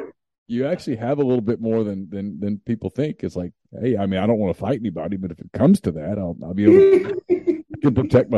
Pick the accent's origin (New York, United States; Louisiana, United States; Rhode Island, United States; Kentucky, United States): Louisiana, United States; I grew up in Louisiana.